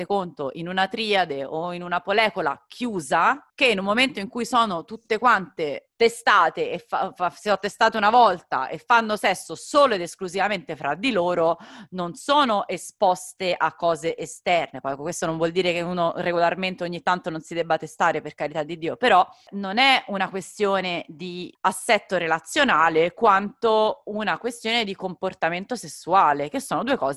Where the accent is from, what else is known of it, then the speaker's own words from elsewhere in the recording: northern Italy, Italy; sono del nord